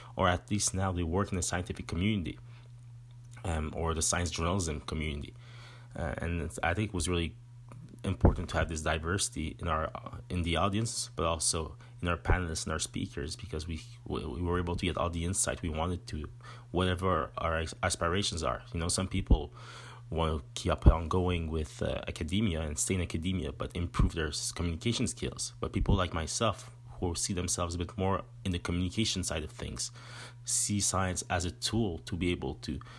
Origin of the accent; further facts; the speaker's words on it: Montreal, Quebec, Canada; accent: French; first language French; English is a second language; I'm from the Montreal region, more or less, and I speak French, as you can see in my accent